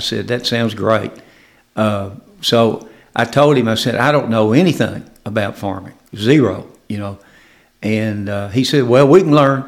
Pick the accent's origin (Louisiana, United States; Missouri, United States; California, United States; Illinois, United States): Missouri, United States; Caruthersville; also born or lived in Memphis, Tennessee; we moved to Caruthersville when I was in the second grade